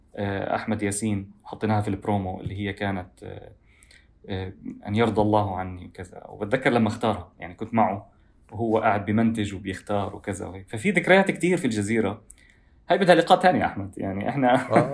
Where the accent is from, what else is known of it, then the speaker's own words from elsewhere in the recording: Doha, Qatar; also born or lived in Gaza (family origin); وولدت وعشت طول حياتي في في الدوحه